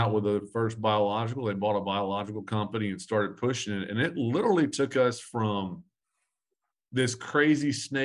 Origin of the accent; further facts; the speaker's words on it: Arkansas, United States; now in Missouri, United States; I am from Arkansas. I just happen to live in Missouri.